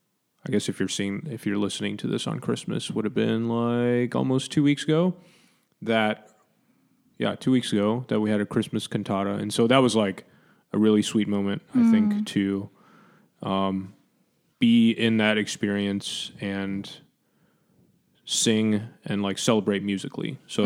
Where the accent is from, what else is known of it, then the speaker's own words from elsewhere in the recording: Hong Kong; also born or lived in Taiwan; when I was a kid growing up in Hong Kong and Taiwan